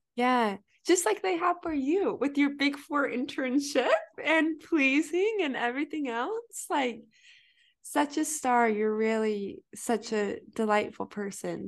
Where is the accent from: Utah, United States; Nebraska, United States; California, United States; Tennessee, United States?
Utah, United States; I'm from Utah